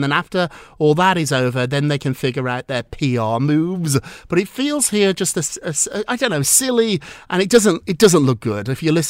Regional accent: United Kingdom; now in United States; 25 years ago, he was one of my first clients, and I came from Britain, so I'd never actually watched Melrose Place

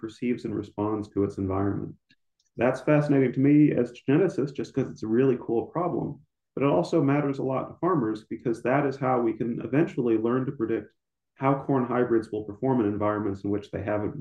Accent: Ames, Iowa, United States; moved away as an adult; also born or lived in New York / California / St. Louis, Missouri / Nebraska; now in Lincoln, Nebraska, United States; I grew up in Ames, Iowa

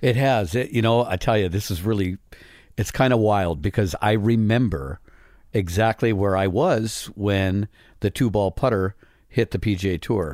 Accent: Midwest, United States; growing up in the Midwest

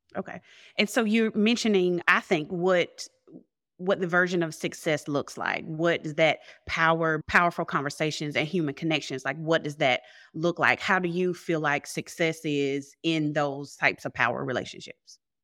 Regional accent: the South, United States; I'm from South, and I didn't grow up in a household or, or a culture even that was open to answering questions

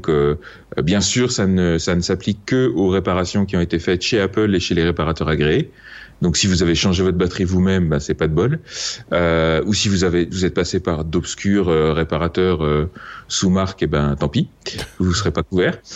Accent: France; je suis français, monsieur.

